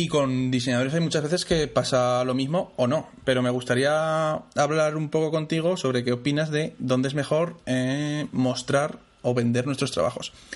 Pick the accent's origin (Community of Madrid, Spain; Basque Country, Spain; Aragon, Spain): Aragon, Spain; Zaragoza; soy de Zaragoza